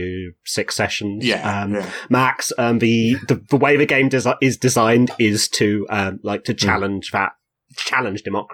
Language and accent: English; England, United Kingdom; I'm English